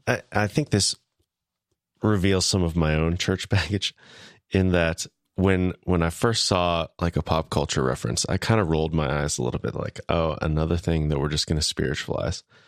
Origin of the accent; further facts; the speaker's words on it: Wichita, Kansas, United States; moved away; my hometown, Wichita, Kansas